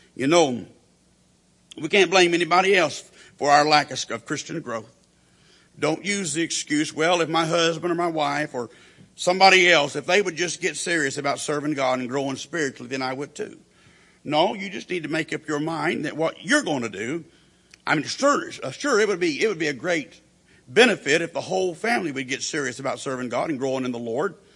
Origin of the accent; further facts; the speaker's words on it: Perry, Oklahoma, United States; the church that I grew up in there in Perry, Oklahoma